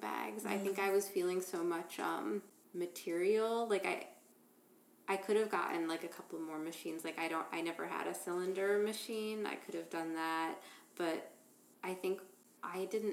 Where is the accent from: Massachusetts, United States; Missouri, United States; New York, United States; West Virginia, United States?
Massachusetts, United States; Boston; moved away as an adult; now in Philadelphia, United States; I'm from Boston